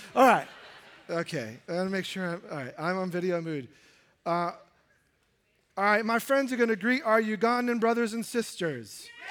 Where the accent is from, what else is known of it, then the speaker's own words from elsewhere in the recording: New York City, New York, United States; as a high schooler growing up in New York City